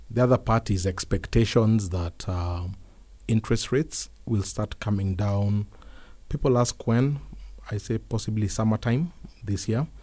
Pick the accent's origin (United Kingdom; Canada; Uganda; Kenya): Kenya; as Kenyan